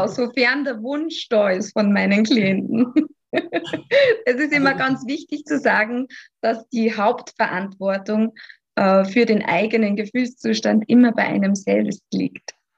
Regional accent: Austria; Ich komme aus dem wunderschönen Österreich

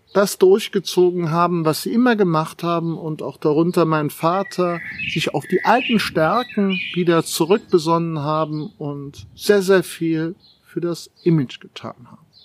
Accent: Germany; wir heutzutage als Deutsche

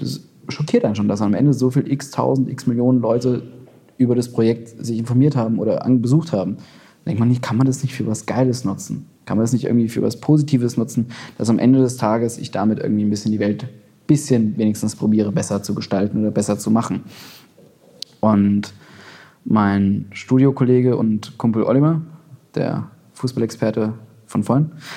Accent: Berlin, Germany; als Berliner

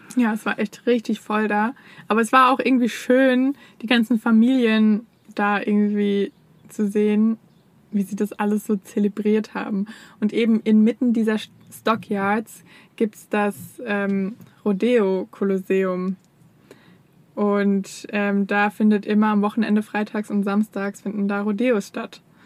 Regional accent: Germany; als Deutscher

